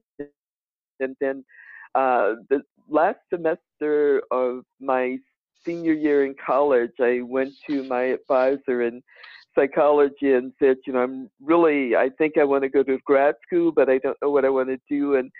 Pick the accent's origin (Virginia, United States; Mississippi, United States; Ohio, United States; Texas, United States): Virginia, United States; Danville; now in Albany, United States; Danville, Virginia, my hometown